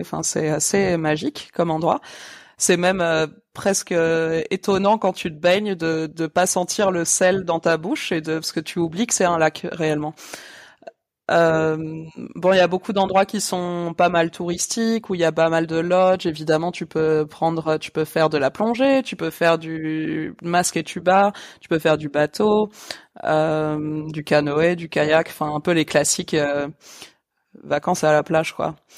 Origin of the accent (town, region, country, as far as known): France; now in Malawi